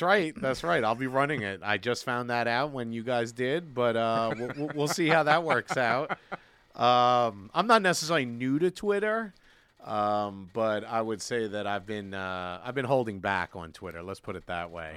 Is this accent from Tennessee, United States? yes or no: no; New York City, New York, United States; I grew up in Brooklyn, you know, we had the subway